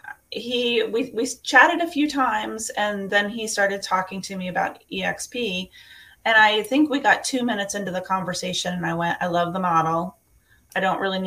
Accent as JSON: {"language": "English", "region": "West Virginia", "country": "United States", "tie": "born or raised there", "also_born_or_lived": "Georgia / Florida / Pennsylvania / Chicago", "moved": "as an adult", "said": "I'm actually from West Virginia. I was born and raised"}